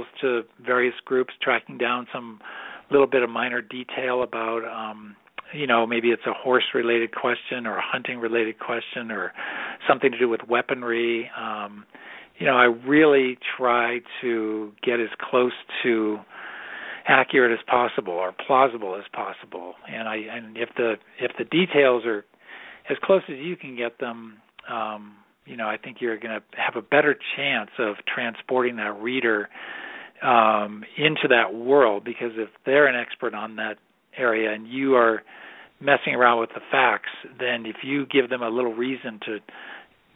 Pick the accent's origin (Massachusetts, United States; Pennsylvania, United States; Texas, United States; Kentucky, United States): Massachusetts, United States; moved away as an adult; also born or lived in Illinois; now in Colorado, United States; I was raised in Massachusetts